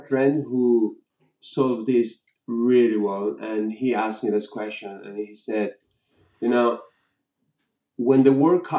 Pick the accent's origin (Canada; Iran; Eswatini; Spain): Spain; moved away as an adult; also born or lived in Madrid; now in London, United Kingdom; I was born and raised in Spain.